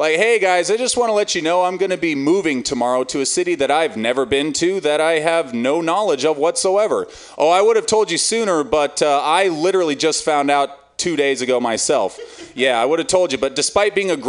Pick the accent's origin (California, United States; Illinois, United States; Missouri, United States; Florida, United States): California, United States; I love California. I've lived here all my life